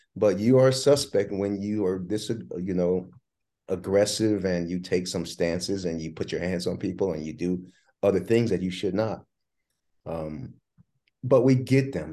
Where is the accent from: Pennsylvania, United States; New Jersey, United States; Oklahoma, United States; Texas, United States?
New Jersey, United States; I was born in Jersey